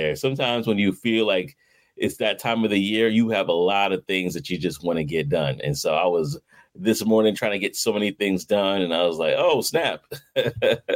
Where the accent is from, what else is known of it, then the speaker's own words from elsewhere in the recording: New York City, New York, United States; I'm from Brooklyn, New York myself.